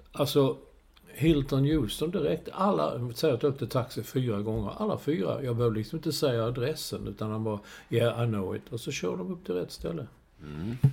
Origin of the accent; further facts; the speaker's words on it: Sweden; Och då stod man som en svensk